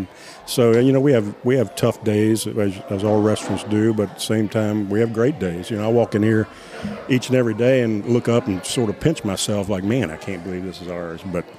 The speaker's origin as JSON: {"language": "English", "town": "Strasburg", "region": "Virginia", "country": "United States", "tie": "born or raised there", "said": "her and I were born and raised in Strasburg."}